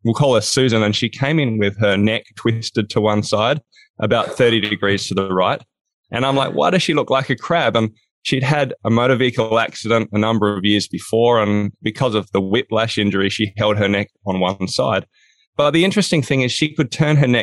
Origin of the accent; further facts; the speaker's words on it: Australia; now in Hobart, Australia; I'm from Down Under. I'm in a place called Hobart, Tasmania